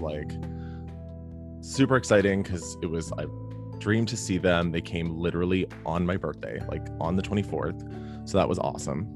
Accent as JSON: {"language": "English", "town": "Toronto", "region": "Ontario", "country": "Canada", "tie": "born or raised there", "moved": "yes", "lives_now": "Calgary, Canada", "said": "I grew up in Toronto, where Canada's Wonderland is"}